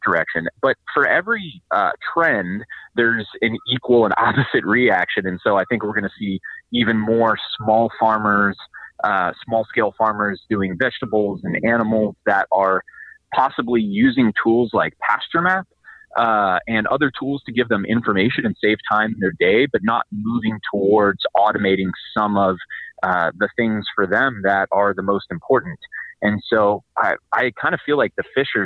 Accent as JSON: {"language": "English", "area": "Bay Area", "region": "California", "country": "United States", "said": "I'm from the Bay Area as well"}